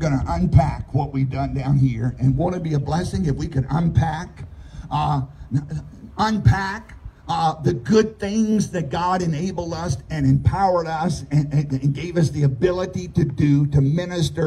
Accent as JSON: {"language": "English", "country": "United States", "tie": "born or raised there", "said": "where I grew up in Southside."}